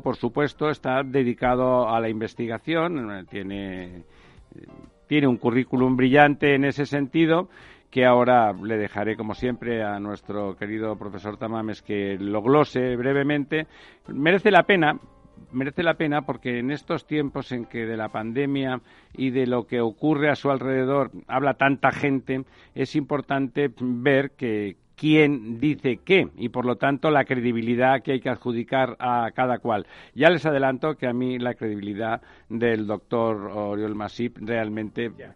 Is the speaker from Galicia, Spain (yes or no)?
no; Barcelona, Catalonia, Spain; yo soy barcelonés